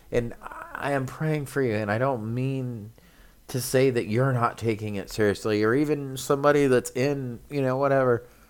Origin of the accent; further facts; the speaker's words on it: California, United States; we're from California